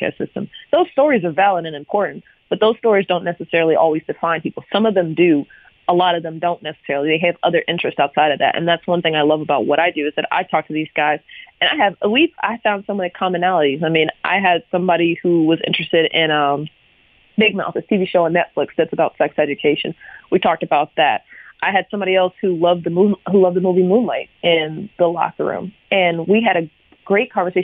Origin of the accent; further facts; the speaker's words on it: United States; I'm an American. I love the fact that I was born here.